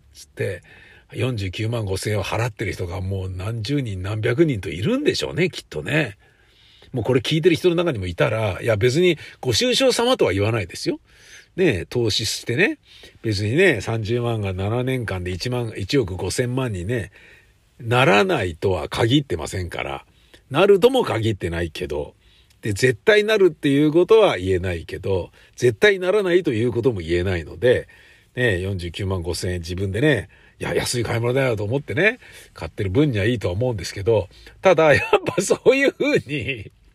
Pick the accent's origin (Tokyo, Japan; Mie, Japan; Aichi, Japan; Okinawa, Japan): Tokyo, Japan; 都会で生まれて都会で育ってる